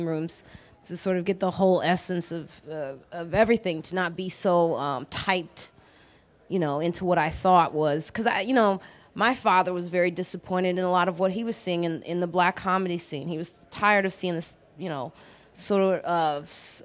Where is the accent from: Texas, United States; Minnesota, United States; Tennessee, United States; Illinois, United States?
Illinois, United States; Chicago; moved away; also born or lived in New York; I'm from Chicago